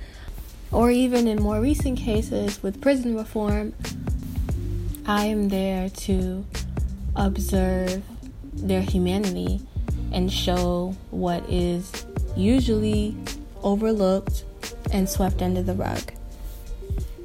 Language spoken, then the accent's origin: English; Tampa, Florida, United States; I am from Tampa, Florida. Born and raised my whole life